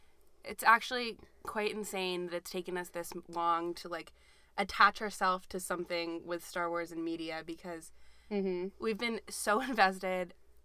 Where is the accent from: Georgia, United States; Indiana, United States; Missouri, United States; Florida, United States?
Georgia, United States; also born or lived in Massachusetts; we're from Georgia.